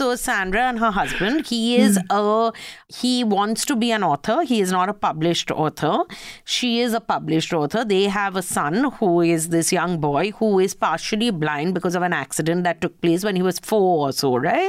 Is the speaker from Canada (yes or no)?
no; India; Yeah, also, we are from India.